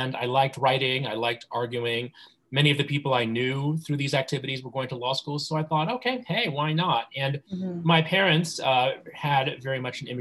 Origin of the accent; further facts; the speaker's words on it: New Jersey, United States; also born or lived in New York; I was born in New York and grew up in the suburbs in New Jersey.